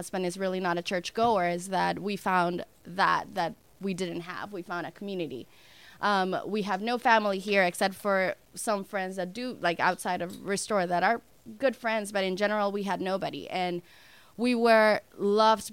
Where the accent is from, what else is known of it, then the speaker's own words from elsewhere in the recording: Dominican Republic; moved away as an adult; now in United States; I'm from the Dominican Republic, and I moved to the United States almost 10 years ago